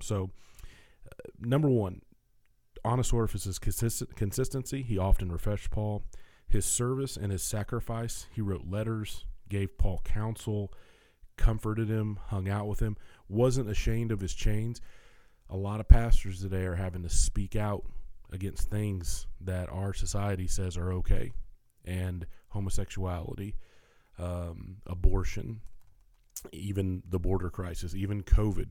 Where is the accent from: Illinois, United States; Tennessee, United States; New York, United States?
Tennessee, United States; I'm a Tennessean. I'm recording this from Nashville, Tennessee